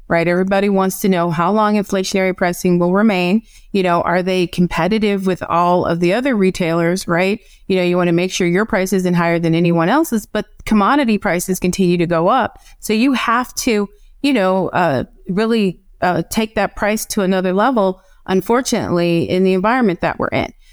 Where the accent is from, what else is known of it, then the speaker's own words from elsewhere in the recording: Evanston, Illinois, United States; also born or lived in North Carolina; now in California, United States; I'm from Evanston, Illinois